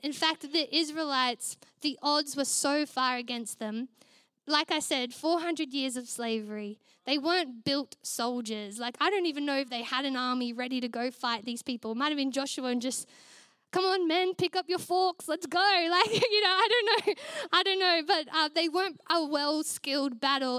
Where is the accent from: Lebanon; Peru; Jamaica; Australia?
Australia; Queensland; now in Melbourne, Australia; I was originally from Queensland